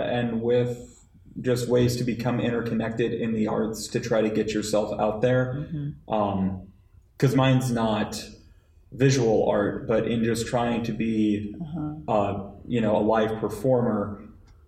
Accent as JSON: {"language": "English", "region": "Colorado", "country": "United States", "said": "I'm from Colorado."}